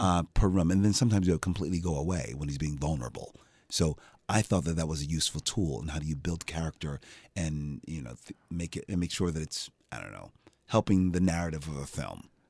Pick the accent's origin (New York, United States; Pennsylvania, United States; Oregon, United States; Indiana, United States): Pennsylvania, United States; Philadelphia; I'm from Philadelphia. I'm like, I know how we speak.